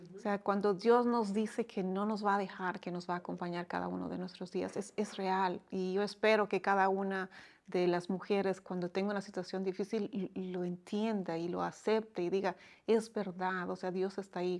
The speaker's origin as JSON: {"language": "Spanish", "country": "Bolivia", "moved": "as an adult", "lives_now": "Dominican Republic", "said": "Soy boliviana de, origen y ya muchos años acá"}